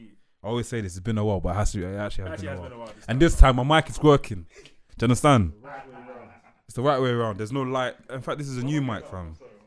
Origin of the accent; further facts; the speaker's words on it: London, United Kingdom; But obviously I'm from East London as well